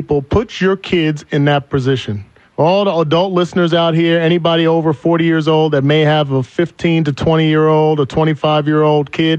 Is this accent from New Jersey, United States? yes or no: yes; New Jersey, United States; moved away; I'm from Jersey